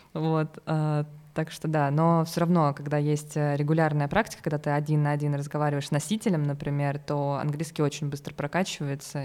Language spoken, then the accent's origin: Russian; Voronezh, Voronezh Oblast, Russia; also born or lived in Moscow; я вообще из Воронежа.